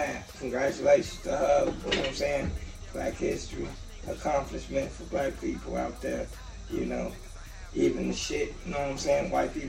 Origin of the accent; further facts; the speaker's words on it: Gary, Indiana, United States; Like I'm from Gary and I don't even go to the gas station at night.